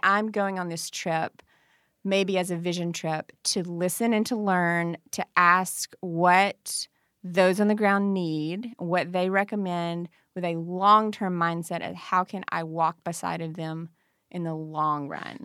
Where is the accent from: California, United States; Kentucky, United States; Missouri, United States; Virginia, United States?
Kentucky, United States; Farmington; also born or lived in Murray, Kentucky; I'm from Farmington, Kentucky